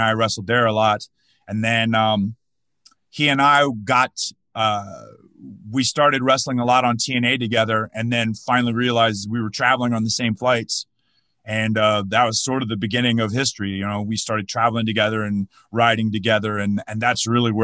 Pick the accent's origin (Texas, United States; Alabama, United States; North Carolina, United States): North Carolina, United States; I grew up in North Carolina